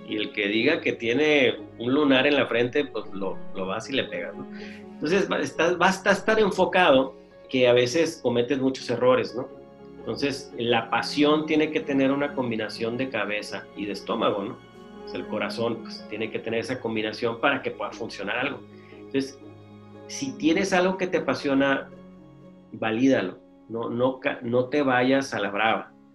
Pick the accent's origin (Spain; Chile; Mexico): Mexico; Mexicali, Baja California; aquí soy de Mexicali y hay comida china muy buena